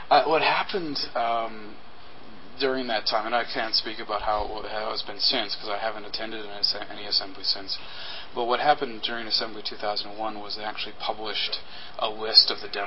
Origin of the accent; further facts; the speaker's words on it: Winnipeg, Manitoba, Canada; And it was founded in my hometown of Winnipeg, uh, Manitoba in Canada